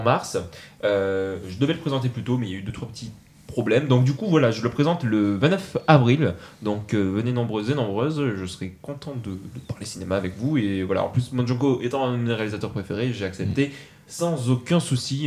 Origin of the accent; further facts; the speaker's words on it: Montauban, Occitania, France; now in Toulouse, France; Je suis Montalbanais mais je suis né à Montauban mais c'est bon maintenant je suis toulousain